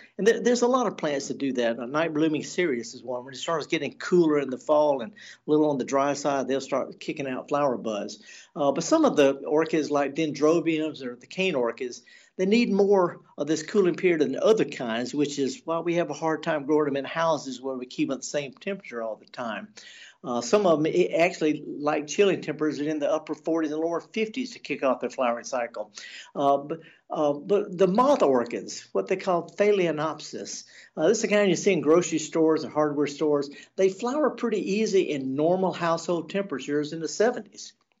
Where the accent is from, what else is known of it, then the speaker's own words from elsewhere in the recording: the South, United States; also born or lived in Jackson, Mississippi; I'm born and raised in the South. My grandparents, you know, we've been in the South for 10 or 11 generations